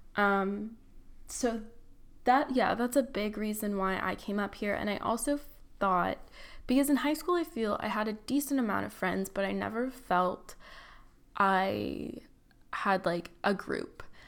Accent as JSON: {"language": "English", "town": "Tustin", "region": "California", "country": "United States", "tie": "born or raised there", "moved": "as an adult", "lives_now": "San Francisco, United States", "said": "I'm from Orange County, born and raised there, Tustin"}